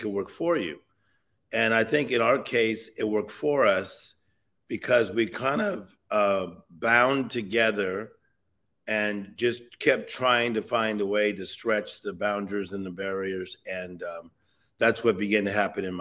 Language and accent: English; Compton, California, United States; So I'm from Los Angeles, California. The city of Compton, California.